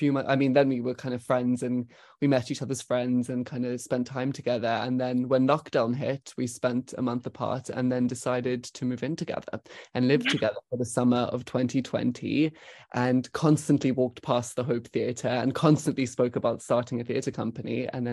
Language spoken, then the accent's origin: English; Cape Town, Western Cape, South Africa; now in London, United Kingdom; I grew up in Cape Town in South Africa.